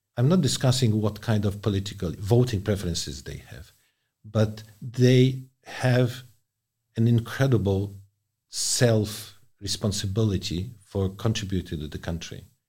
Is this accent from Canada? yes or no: no; Poland; moved away; my home country, Poland